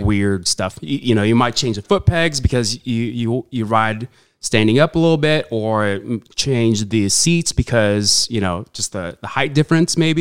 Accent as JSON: {"language": "English", "town": "Huntington Beach", "region": "California", "country": "United States", "tie": "born or raised there", "also_born_or_lived": "Saudi Arabia / Philippines"}